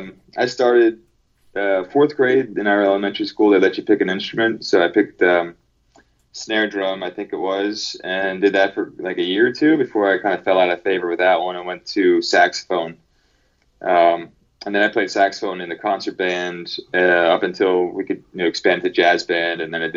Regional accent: Pennsylvania, United States; moved away; also born or lived in San Pedro, California; I grew up in Pennsylvania. It was about 45 minutes west of Philadelphia.

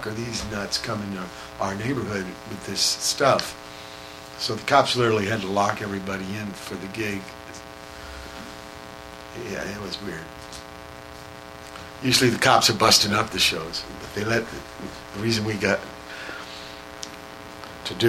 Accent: San Pedro, California, United States; we're from Pedro, and there ain't no fucking punk gigs

